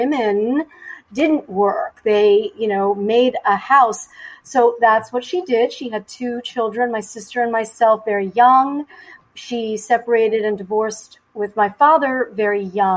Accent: New York City, New York, United States; I am a native New Yorker. I was born and raised in mostly in Queens, New York

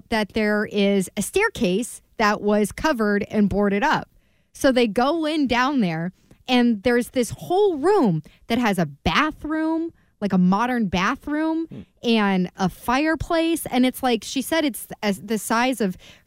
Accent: Maryland, United States; born or raised there; moved away

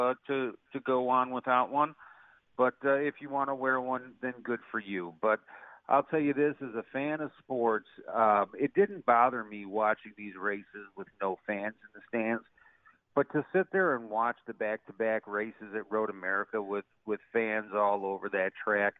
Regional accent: Chicago, Illinois, United States; growing up in Chicago, you know, yes, I'm a Cubs fan

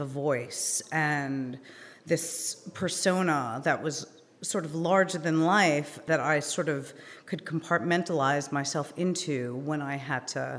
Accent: New York City, New York, United States; also born or lived in Long Island, New York / Manhattan, New York; I originally am from Queens, Fresh Meadows more specifically

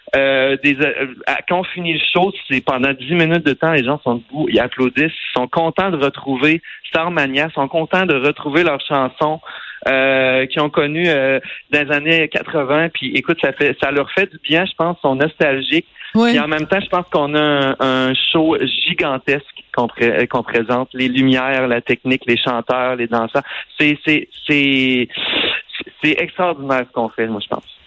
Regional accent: Tring-Jonction, Quebec, Canada; also born or lived in Drummondville; now in Montreal, Canada; je suis parti de Tring étudier en musique euh, au Cégep de Drummondville.

